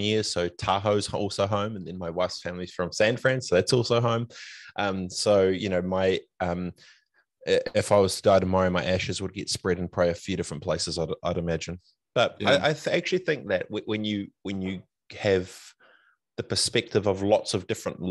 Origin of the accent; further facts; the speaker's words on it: Christchurch, Canterbury, New Zealand; also born or lived in Fiji / Far North, New Zealand; growing up in Aranui